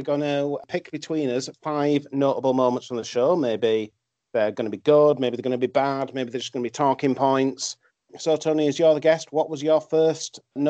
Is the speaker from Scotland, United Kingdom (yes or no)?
no; Yorkshire and the Humber, United Kingdom; We're still Vikings at heart, though, in Yorkshire.